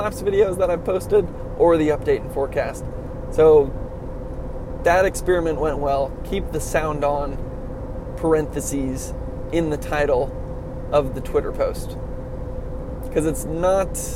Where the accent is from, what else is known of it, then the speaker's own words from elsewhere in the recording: California, United States; I'm a Californian.